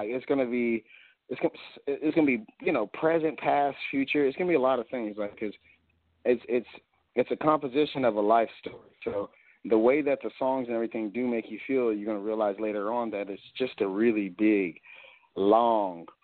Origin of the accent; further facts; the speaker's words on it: United States; I'm an American